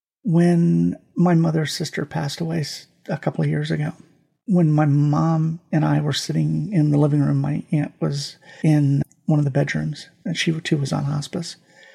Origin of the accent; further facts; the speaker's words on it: Germany; born there; I took French in high school. I took Latin in high school. I was born in Germany. I remember some German.